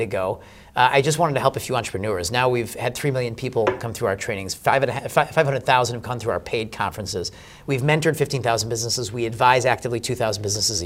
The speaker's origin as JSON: {"language": "English", "country": "United States", "said": "I'm American"}